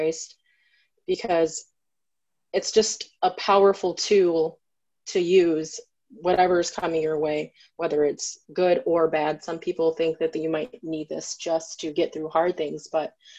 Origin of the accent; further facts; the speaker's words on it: Grand Rapids, Michigan, United States; also born or lived in Saginaw, Michigan; I'm from here in Michigan. I was born in Saginaw, Michigan, and I grew up here in Grand Rapids